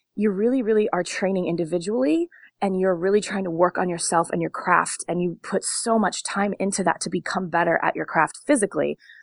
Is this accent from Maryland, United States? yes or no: no; Long Beach, California, United States; I grew up in Long Beach